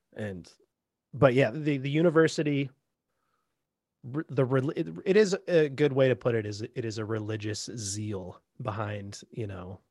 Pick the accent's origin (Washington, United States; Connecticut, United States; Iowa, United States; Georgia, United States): Washington, United States; Bellingham; me growing up in Bellingham, you know, uh, right on the Canadian border